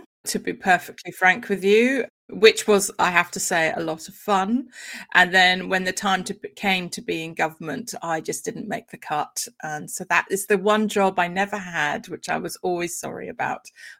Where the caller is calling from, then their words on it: London, United Kingdom; I am coming in from West London, so, you know, groovy old London.